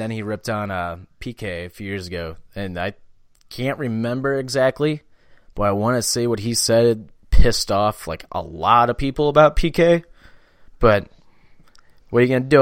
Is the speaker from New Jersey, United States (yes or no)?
no; St. Louis, Missouri, United States; I'm from St. Louis.